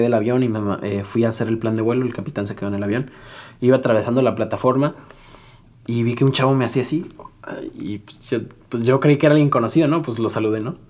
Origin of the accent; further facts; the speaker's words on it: San Luis Potosí, Mexico; also born or lived in Monterrey; vuelo en San Luis, que es mi ciudad donde yo nací